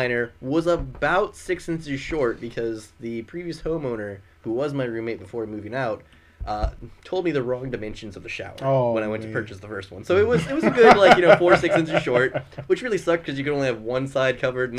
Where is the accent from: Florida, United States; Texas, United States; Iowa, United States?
Florida, United States; Panama City Beach; also born or lived in California / Maryland; I was born in California, then moved to Maryland. From Maryland, went down to Panama City Beach.